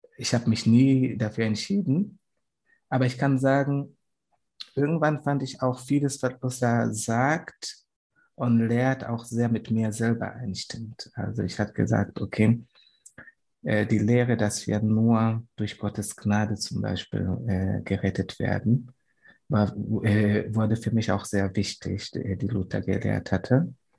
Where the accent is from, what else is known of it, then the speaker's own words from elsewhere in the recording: Tanzania; German is a second language; moved away; von wo ich herkomme